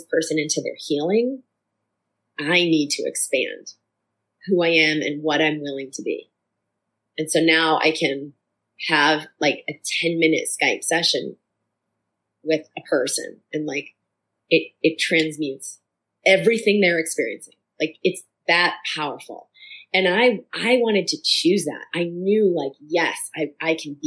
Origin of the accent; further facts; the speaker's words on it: Boston, Massachusetts, United States; growing up in Boston